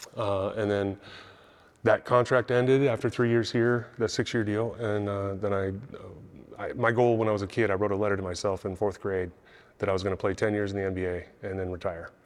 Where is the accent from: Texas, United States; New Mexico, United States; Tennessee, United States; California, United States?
California, United States; San Diego; moved away as an adult; also born or lived in Utah / Washington State; now in Kansas, United States; I was born in Utah. I grew up in San Diego